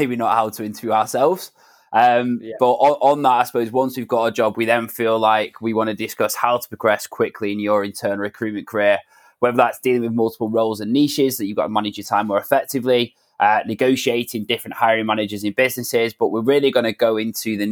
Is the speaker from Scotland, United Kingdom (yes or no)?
no; Manchester, North West England, United Kingdom; I'm 27 from Manchester